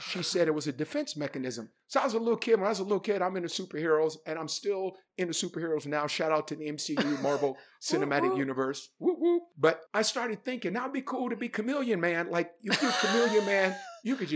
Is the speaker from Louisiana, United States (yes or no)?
no; Oakland, California, United States; when I was growing up in West Oakland, California